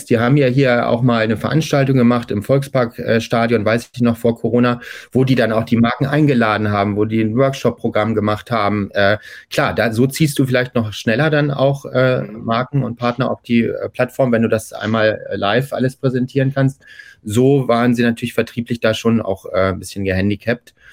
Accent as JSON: {"language": "German", "region": "Hamburg", "country": "Germany", "said": "ich bin ja Hamburger"}